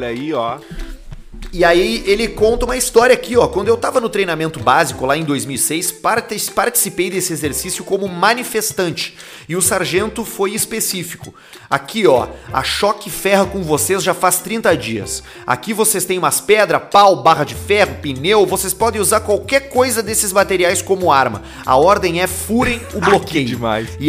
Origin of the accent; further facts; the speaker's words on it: Tubarão, Santa Catarina, Brazil; sou da cidade de Tubarão, Santa Catarina.